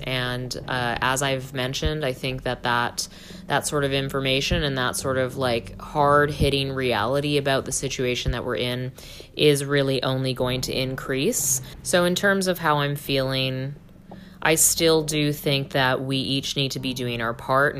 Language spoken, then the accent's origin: English; Canada; I am Canadian